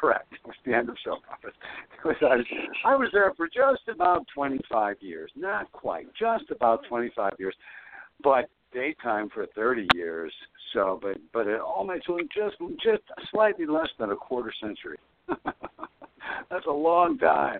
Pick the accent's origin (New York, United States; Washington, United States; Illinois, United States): Illinois, United States; Ottawa; now in Nashville, United States; I was back home in my hometown of Ottawa, Illinois